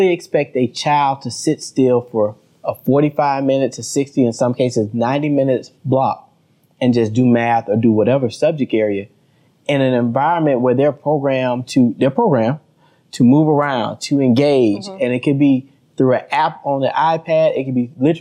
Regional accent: the South, United States; I'm from the South. We don't have as many skyscrapers.

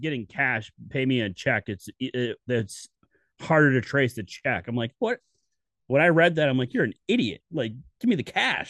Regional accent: United States; Yeah, fuck the metric system. I'm American.

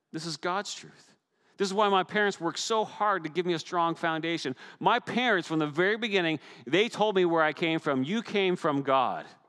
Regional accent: Newfoundland and Labrador, Canada; moved away; growing up in the North Atlantic, storms were regular, they were a normal part of our lives. And if you watched on the news, you've even seen my home pro- uh, province of Newfoundland

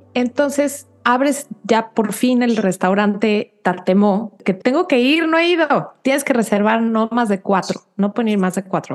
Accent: Mexico; now in United States; para nosotros como mexicanos

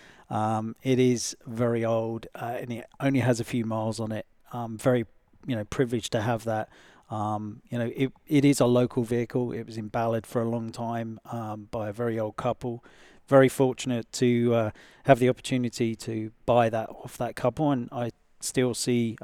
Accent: England, United Kingdom; moved away; I come from England

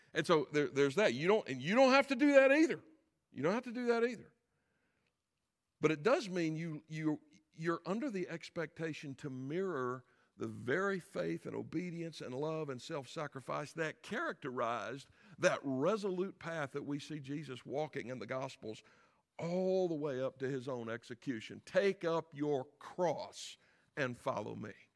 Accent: South Carolina, United States; I am from South Carolina

